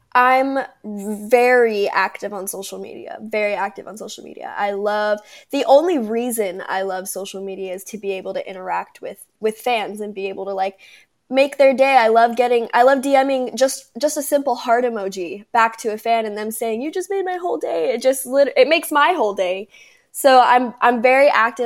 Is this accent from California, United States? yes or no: yes; Palm Desert, California, United States; now in Temecula, United States; I was born in Palm Desert, California